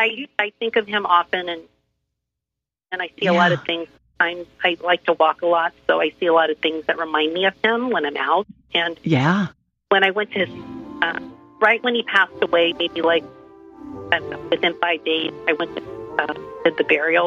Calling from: Orange, California, United States; I'm calling from Orange, California.

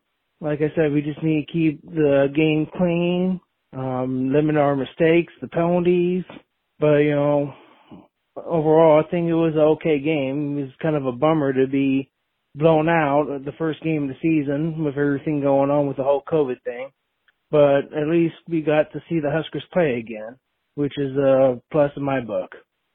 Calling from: Omaha, Nebraska, United States; I'm calling from Omaha, Nebraska.

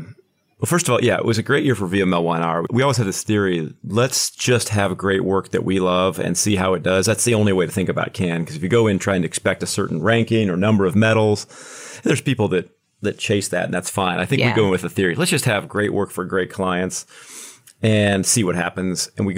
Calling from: Kansas City, Missouri, United States; I am in Kansas City, right on the border of Kansas and Missouri, sitting on the Missouri side is where the office is today.

